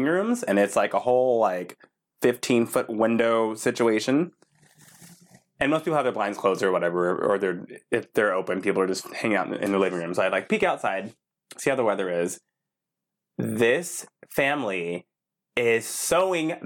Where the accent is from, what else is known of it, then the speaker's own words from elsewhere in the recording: Texas, United States; I am from Texas